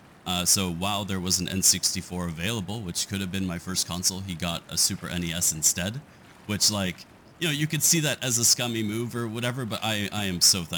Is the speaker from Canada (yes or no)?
yes; Canada; I am a Canadian white dude